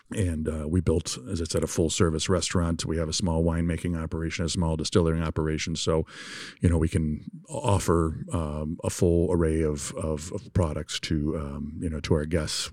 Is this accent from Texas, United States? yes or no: no; Grand Rapids, Michigan, United States; also born or lived in Bavaria; my hometown of Grand Rapids